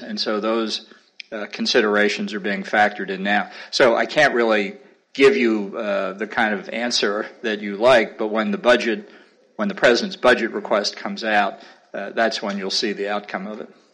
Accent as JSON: {"language": "English", "country": "United States", "said": "being an American"}